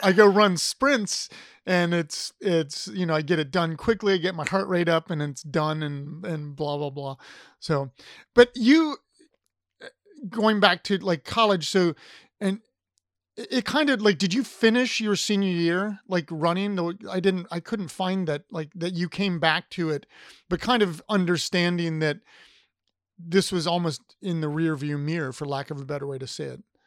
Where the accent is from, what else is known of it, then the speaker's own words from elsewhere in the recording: Ohio, United States; moved away as an adult; now in Virginia, United States; I'm from Ohio